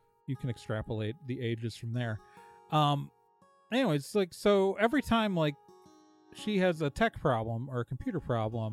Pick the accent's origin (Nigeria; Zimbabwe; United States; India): United States; Milwaukee, Wisconsin; also born or lived in Chicago, Illinois / Eau Claire, Wisconsin; I was born in Chicago, grew up in Milwaukee. And then I've spent a lot of my adult life in Eau Claire